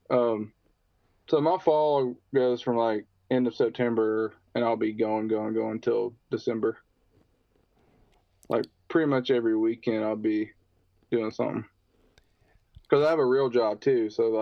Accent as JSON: {"language": "English", "region": "Alabama", "country": "United States", "said": "I'm from Alabama"}